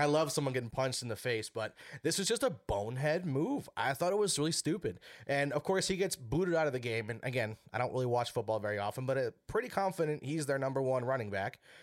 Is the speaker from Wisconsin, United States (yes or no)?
yes; Wisconsin, United States; now in Minnesota, United States; I'm from Wisconsin, born and raised